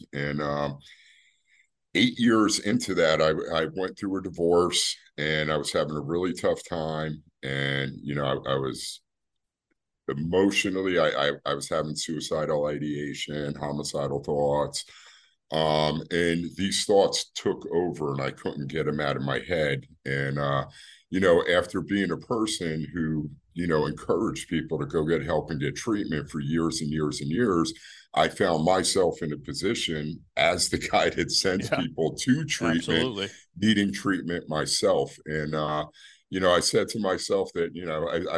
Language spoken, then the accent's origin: English; New Brunswick, New Jersey, United States; I'm initially from New Brunswick. I was born and raised in that city.